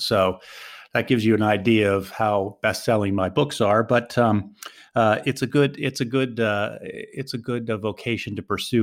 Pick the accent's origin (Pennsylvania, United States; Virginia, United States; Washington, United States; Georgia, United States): Pennsylvania, United States; Philadelphia; moved away as an adult; now in Sarajevo, Bosnia and Herzegovina; I'm from Philadelphia originally